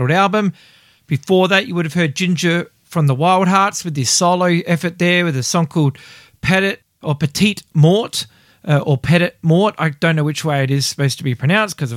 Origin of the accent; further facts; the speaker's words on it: Australia; I'm from Australia